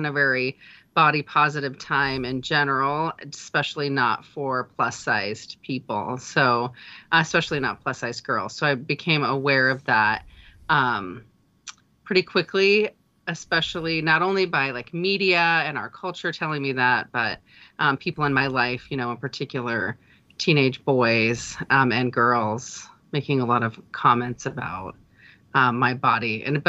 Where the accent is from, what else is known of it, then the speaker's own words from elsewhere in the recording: Idaho, United States; I did. Born and raised here.